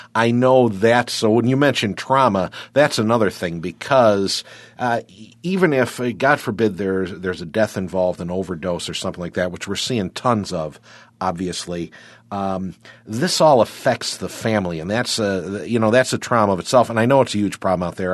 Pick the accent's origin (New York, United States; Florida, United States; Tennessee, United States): New York, United States; Wyoming County; my neck of the woods, uh, where I grew up out in Wyoming County